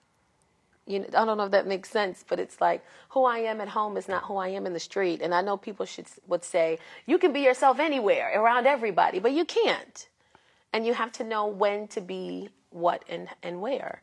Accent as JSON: {"language": "English", "town": "New York City", "region": "New York", "country": "United States", "tie": "born or raised there", "said": "I grew up in the South Bronx of the projects."}